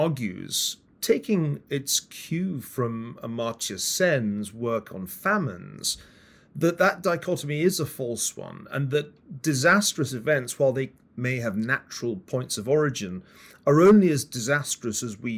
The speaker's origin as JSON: {"language": "English", "town": "Glasgow", "region": "Scotland", "country": "United Kingdom", "said": "I'm from Glasgow, the west of Scotland"}